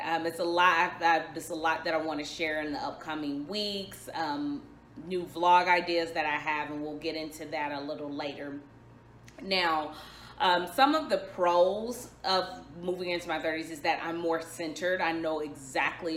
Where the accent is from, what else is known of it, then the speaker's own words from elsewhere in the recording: Dallas, Texas, United States; I am from Dallas, Texas